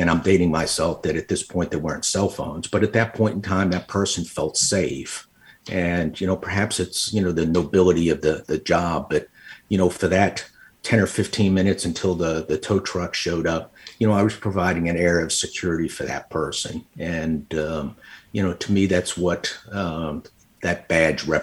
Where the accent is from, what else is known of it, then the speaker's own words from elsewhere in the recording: Long Island, New York, United States; moved away as an adult; also born or lived in Little Rock, Arkansas; I was born and raised on Long Island